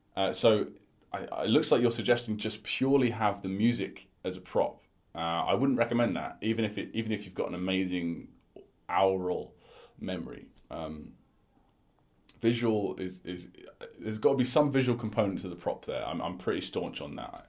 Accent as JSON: {"language": "English", "country": "United Kingdom", "said": "my culture personally as a British person"}